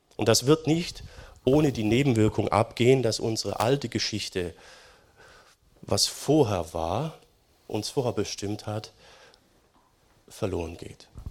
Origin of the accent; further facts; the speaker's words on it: Germany; Wir sind als Deutsche